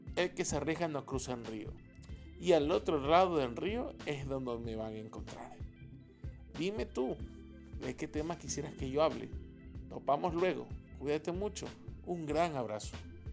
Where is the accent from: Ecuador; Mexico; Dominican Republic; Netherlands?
Ecuador; soy un ecuatoriano de 30 años